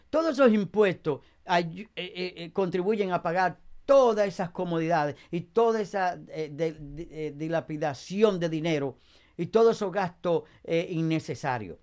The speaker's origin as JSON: {"language": "Spanish", "country": "Dominican Republic", "moved": "yes", "lives_now": "Passaic, United States", "said": "en mi país"}